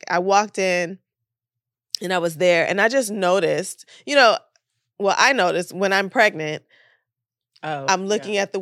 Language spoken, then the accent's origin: English; Oakland, California, United States; now in Los Angeles, United States